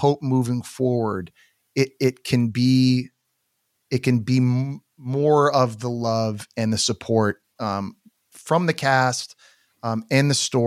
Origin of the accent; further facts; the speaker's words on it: Canada; I'm Canadian